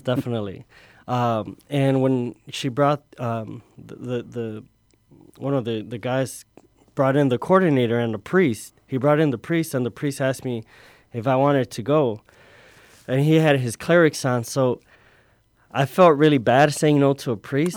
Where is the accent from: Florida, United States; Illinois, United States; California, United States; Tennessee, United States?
Illinois, United States; Chicago; also born or lived in Tonalá, Jalisco, Mexico; at the age of five, I was, uh, I came here to Chicago. I grew up in the, uh, little village area